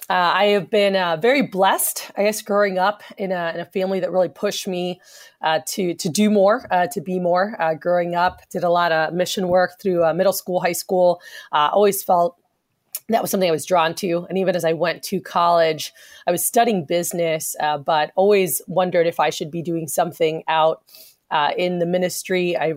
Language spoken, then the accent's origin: English; South Florida, United States; now in Texas, United States; growing up in South Florida